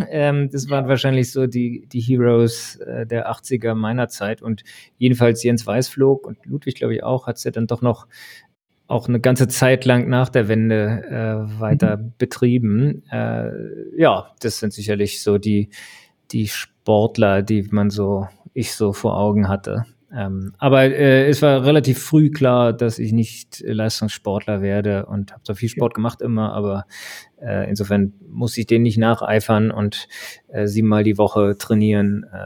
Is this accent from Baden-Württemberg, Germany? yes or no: no; Berlin, Germany; aber ich bin ähm, in Ostberlin aufgewachsen und äh, da kann man sich ja denken, was jedenfalls 1989 so äh, als 14-Jähriger äh, einen da am meisten beschäftigt hat.